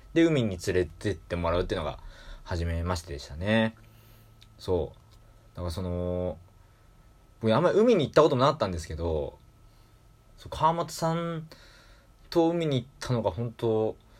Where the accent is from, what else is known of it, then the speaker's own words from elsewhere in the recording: Yokohama, Kanagawa, Japan; 僕地元が横浜市なんで